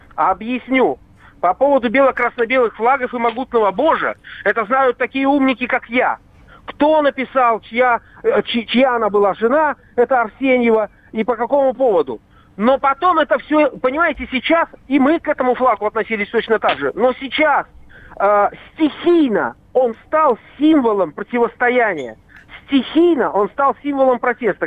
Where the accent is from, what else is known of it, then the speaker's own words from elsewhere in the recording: Saint Petersburg, Russia; now in Belarus; Я уроженец Ленинграда